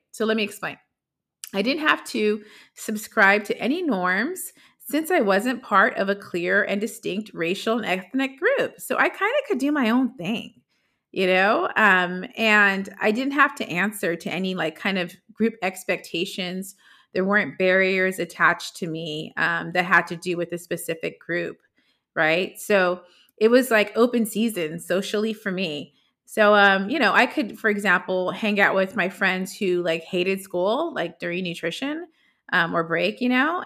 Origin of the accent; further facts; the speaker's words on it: Los Angeles, California, United States; growing up in Los Angeles